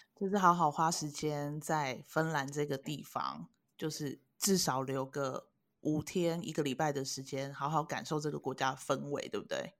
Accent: Taiwan; 跟卖给我们台湾人的行程其实不大一样

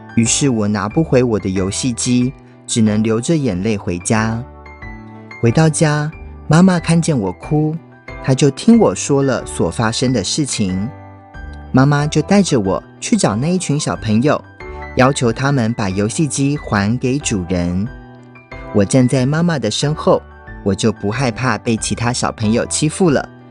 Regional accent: United States; moved away; also born or lived in Taiwan; 小时候在美国长大，邻居的小朋友都是美国人或是墨西哥人，就只有我一个台湾的小孩

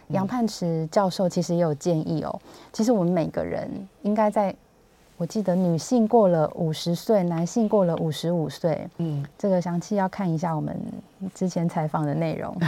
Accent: Hsinchu, Taiwan; now in Taipei, Taiwan; 以我是新竹人为例，就是我长期在台北工作

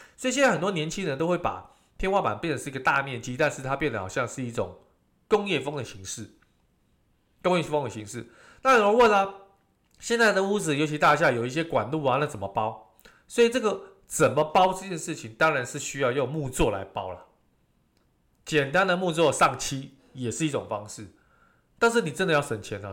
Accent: Taiwan; 我们台湾人的一个习俗

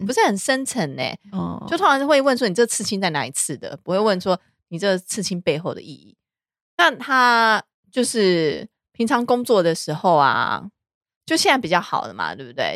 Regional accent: Taiwan; 我们台湾人代表整个华人的市场

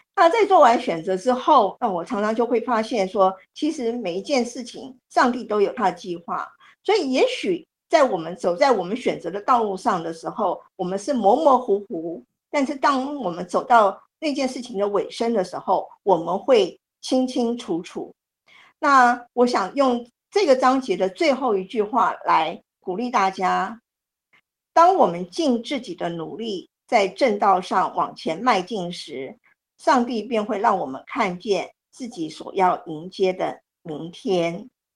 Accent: Taiwan; moved away as an adult; also born or lived in United States / United Kingdom; 我身在台湾，但是我曾经去美国念硕士，去英国念博士。那在我拿到博士学位之后呢，我曾经将英国教了九年的书

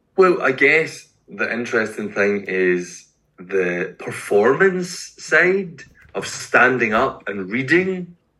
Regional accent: Glasgow, Scotland, United Kingdom; now in Edinburgh, United Kingdom; I am a Scottish poet. Eh, from Glasgow, but I live in Edinburgh.

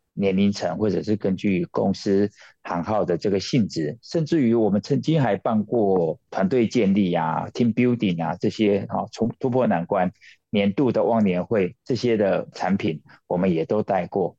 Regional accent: Taiwan; 因为他是台湾人的骄傲

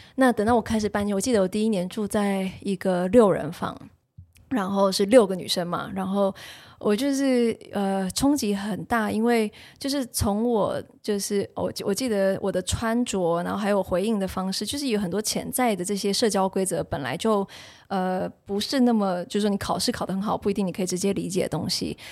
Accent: Taiwan; moved away as an adult; also born or lived in United States; 我作为一个从小在台湾学英文的学生

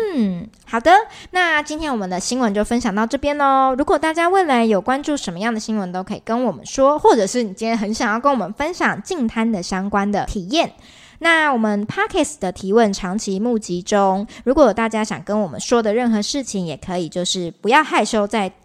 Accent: Taiwan; 我们台湾人应该比较能够类比的

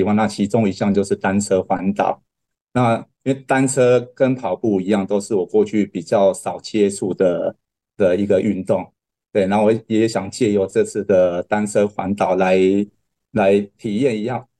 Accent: Kaohsiung, Taiwan; 我我是高雄人，

